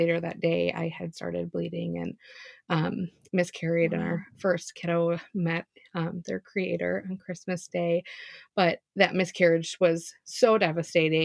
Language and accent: English; Chicago, Illinois, United States; moved away as an adult; also born or lived in Indiana; now in Minnesota, United States; I grew up in Chicago, moved to Minnesota once we got married.